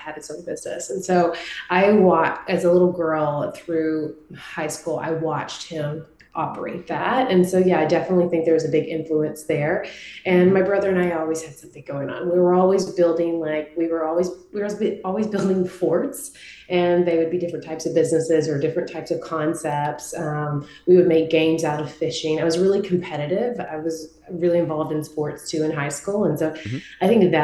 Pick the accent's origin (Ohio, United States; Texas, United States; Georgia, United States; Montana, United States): Texas, United States; Marshall-Tyler area, East; I grew up in East Texas in a very, very small town, Marshall-Tyler area, about 2 hours from Dallas.